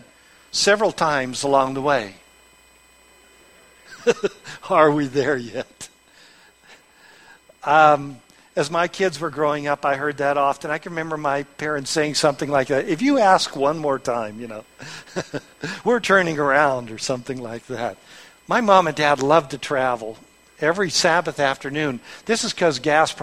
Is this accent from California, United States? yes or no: yes; Long Beach, California, United States; I was born in Long Beach, California.